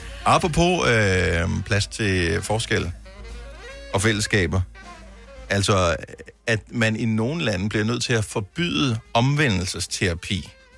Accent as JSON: {"language": "Danish", "town": "Esbjerg", "region": "Southern Denmark", "country": "Denmark", "tie": "born or raised there", "said": "min fødeby, Esbjerg"}